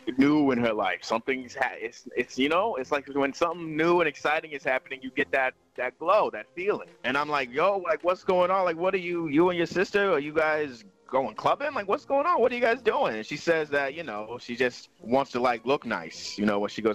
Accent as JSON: {"language": "English", "town": "Sacramento", "region": "California", "country": "United States", "moved": "as an adult", "said": "we're from Sacramento originally. You know, but we left, you know, we moved away when we got together"}